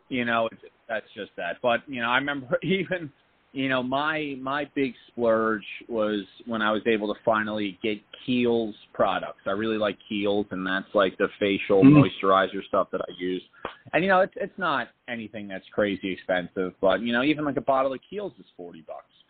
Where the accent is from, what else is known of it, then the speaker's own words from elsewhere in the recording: Point Pleasant, New Jersey, United States; moved away; also born or lived in New York; we're both from the Jersey Shore. I grew up in a small town